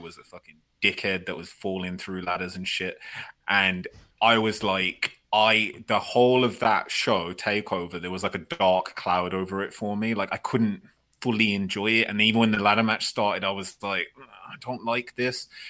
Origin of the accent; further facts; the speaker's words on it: United Kingdom; I'm British